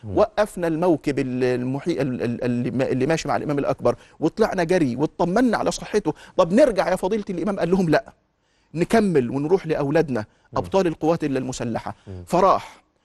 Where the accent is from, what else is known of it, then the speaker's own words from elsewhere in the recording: Egypt; إحنا كمصريين